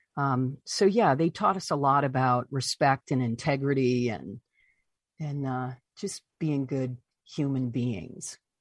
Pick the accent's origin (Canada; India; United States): United States; Deckerville, Michigan; moved away; my hometown of, of Deckerville, Michigan